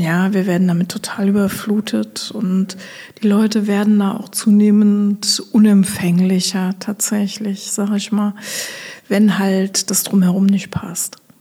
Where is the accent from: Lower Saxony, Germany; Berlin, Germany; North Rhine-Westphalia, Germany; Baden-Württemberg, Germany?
Lower Saxony, Germany; Osnabrück; moved away as an adult; also born or lived in Koblenz; now in Westerwald, Germany; ich komme gebürtig aus Osnabrück